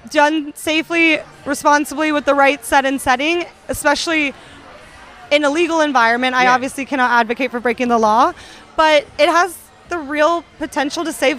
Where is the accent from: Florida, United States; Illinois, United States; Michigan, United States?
Florida, United States; I grew up in Florida for a time